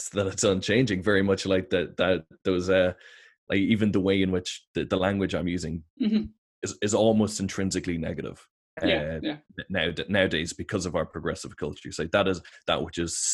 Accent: Ireland; we're Irish, we're European, we're Westerners

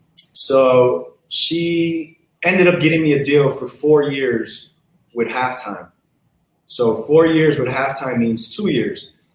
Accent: Los Angeles, California, United States; I grew up in South Central.

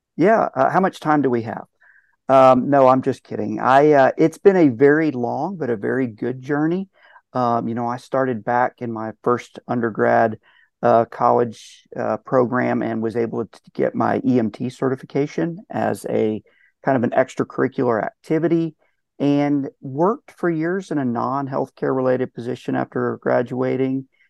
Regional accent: Palm Beach County, Florida, United States; moved away; also born or lived in Tennessee; I'm from Palm Beach County

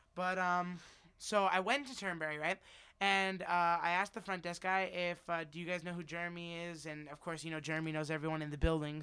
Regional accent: Las Vegas, Nevada, United States; also born or lived in New Jersey; We moved out here when I was one

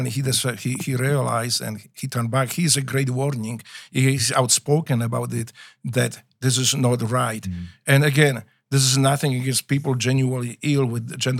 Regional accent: Łódź, Łódź Voivodeship, Poland; English is a second language; moved away as an adult; now in United States; when I was growing up in Poland

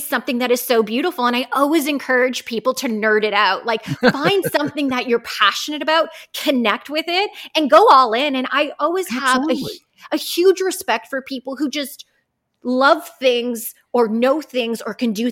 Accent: Hamilton, Ontario, Canada; I am Canadian. I grew up in Hamilton, Ontario, Canada, also known as the Hammer

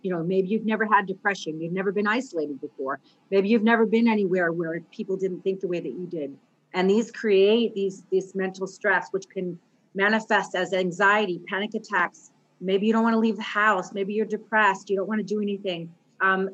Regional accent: Mystic, Connecticut, United States; moved away as an adult; also born or lived in Chicago, Illinois; now in Singapore; I'm an American. I grew up in a little town called Mystic, Connecticut

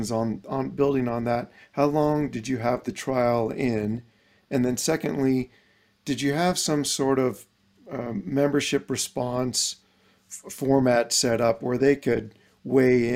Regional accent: Bay Area, California, United States; I grew up in the Bay Area, played high school golf there

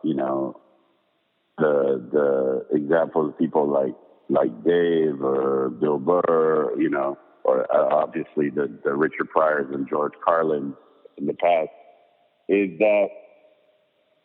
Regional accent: Paris, Île-de-France, France; moved away; growing up in Paris

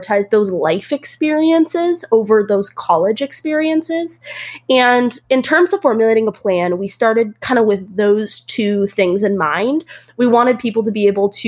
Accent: Central Washington, United States; moved away as an adult; now in Fort Worth, United States; I'm from Central Washington, about 2 hours outside of Seattle.

